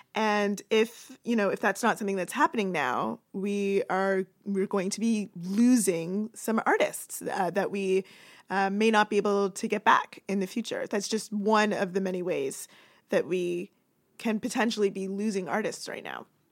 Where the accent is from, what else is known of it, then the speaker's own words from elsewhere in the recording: Toronto, Ontario, Canada; where I grew up in Toronto